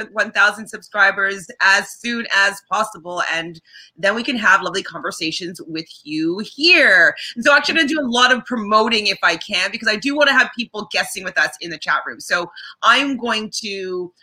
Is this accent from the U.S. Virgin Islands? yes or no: no; Canada; we're Canadian